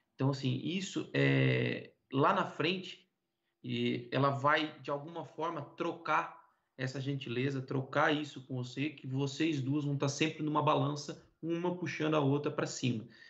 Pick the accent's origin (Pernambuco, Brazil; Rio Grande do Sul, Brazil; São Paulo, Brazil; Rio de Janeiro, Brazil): São Paulo, Brazil; Rio Claro; also born or lived in Iporã, Paraná; Eu sou paranaense, nascido numa cidadezinha pequena no oeste do Paraná, chamada Iporã, mas vivi minha vida toda em Rio Claro